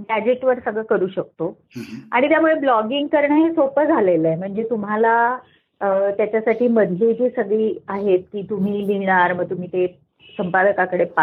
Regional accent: Aurangabad, Maharashtra, India; मी मराठवाड्यातली आहे औरंगाबादची मूळची बीडची

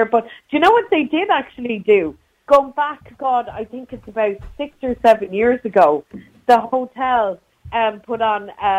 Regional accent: County Clare, Ireland; I'm from Clare.

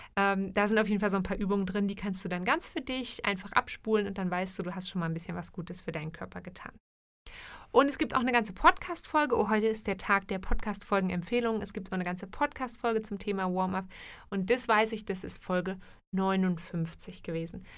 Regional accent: Germany; now in Switzerland; in Deutschland oder aus der Ecke aus Deutschland, wo ich herkomme, würde man, glaube ich, Leitungswasser sagen

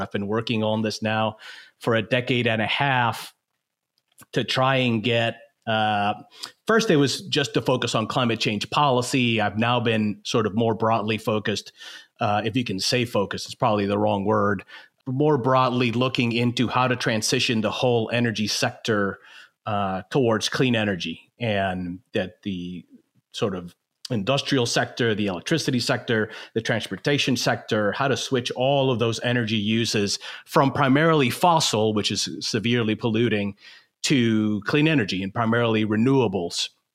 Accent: Puerto Rico; moved away as an adult; also born or lived in Michigan / New Orleans; growing up in Puerto Rico

